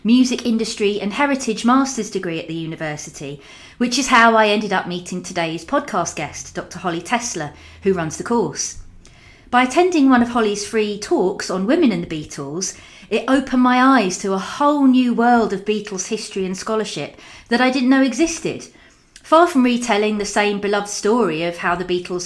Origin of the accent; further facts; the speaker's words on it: London, United Kingdom; moved away as an adult; now in Liverpool, United Kingdom; I'm recording this in Liverpool, where I've lived for the last 16 years, but I grew up in South London